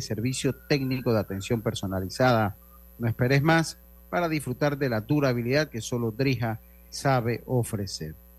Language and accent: Spanish; Panama; todos somos panameños